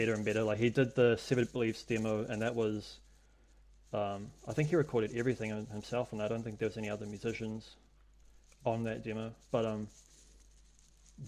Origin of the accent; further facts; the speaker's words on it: Hamilton, Waikato, New Zealand; moved away as an adult; now in Wellington, New Zealand; I grew up in Hamilton